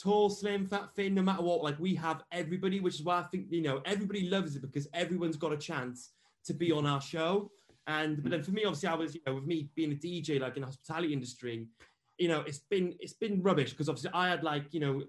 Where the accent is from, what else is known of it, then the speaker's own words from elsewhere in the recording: Wales, United Kingdom; I'm from Wales